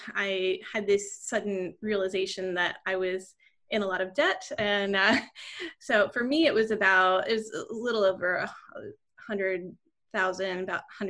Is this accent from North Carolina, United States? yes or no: yes; Raleigh, North Carolina, United States; moved away as an adult; also born or lived in Connecticut; now in Richmond, United States; I grew up in the Raleigh, North Carolina area, and I actually went to undergrad and vet school in the same community where I grew up